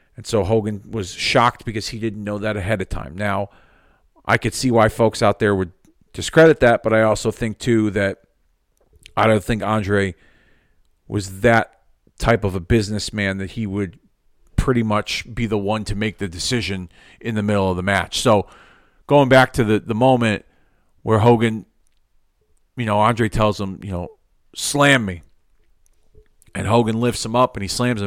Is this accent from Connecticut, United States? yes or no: yes; Hartford, Connecticut, United States; Hartford, in my hometown